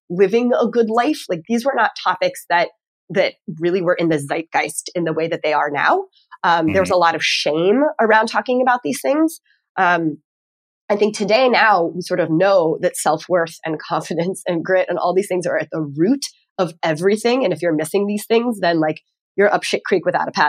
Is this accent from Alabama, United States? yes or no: no; Texas, United States; also born or lived in Northeast United States; now in Northeast, United States; I'm from Texas originally